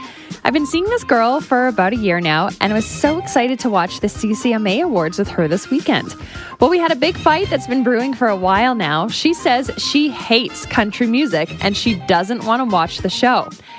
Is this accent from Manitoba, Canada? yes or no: no; New Brunswick, Canada; I grew up in New Brunswick. We had a big ice storm.